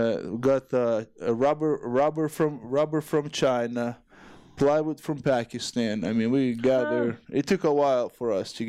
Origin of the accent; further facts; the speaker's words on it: Ukraine; English is a second language; I was thinking about Ukraine because I was from Ukraine